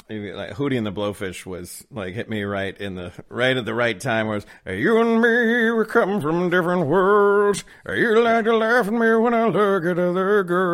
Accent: Fort Worth, Texas, United States; accent: Southern; I grew up around the Southern accent and I had it for my whole life.

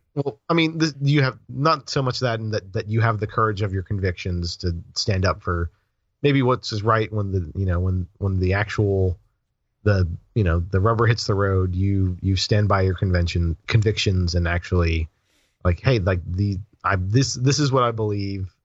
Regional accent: the South, United States; I grew up in the South

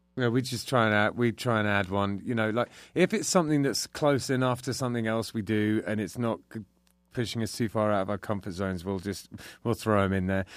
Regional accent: England, United Kingdom; now in United States; I'm English

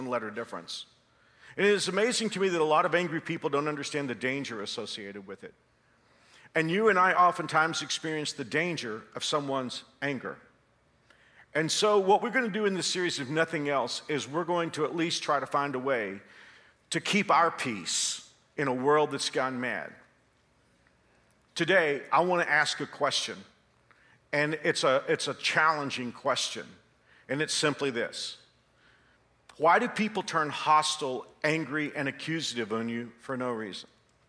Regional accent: Texas, United States; moved away as an adult; now in Kansas, United States; When I moved here 35 years ago, I used to take a lot of abuse from Kansans because I came from Texas.

